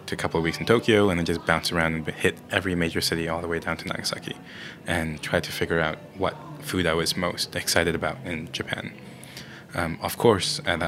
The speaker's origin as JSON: {"language": "English", "area": "the South", "region": "southern China", "country": "China", "moved": "yes", "said": "I'm from the South"}